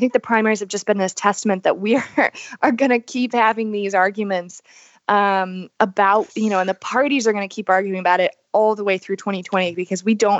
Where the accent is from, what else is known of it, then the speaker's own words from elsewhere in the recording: North Carolina, United States; moved away; I'm going to be going to my home state of North Carolina, right outside of Charlotte.